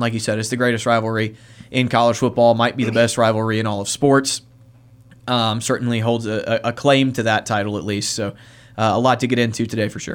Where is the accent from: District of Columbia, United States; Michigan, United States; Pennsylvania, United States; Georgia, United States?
Georgia, United States; Warner Robins; moved away; Warner Robins, my hometown